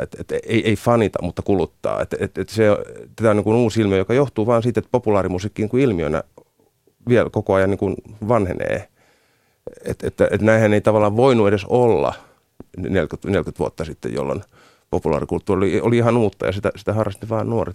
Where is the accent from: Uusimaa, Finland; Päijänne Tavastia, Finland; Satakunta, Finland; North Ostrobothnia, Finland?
Satakunta, Finland; Rauma; mä oon Raumalta kotoisin